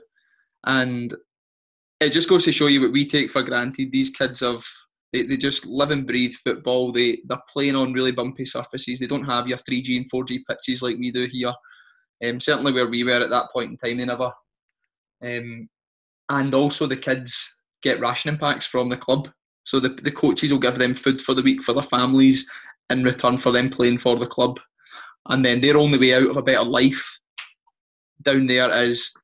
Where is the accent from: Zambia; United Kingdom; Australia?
United Kingdom; Scotland; we're from Scotland.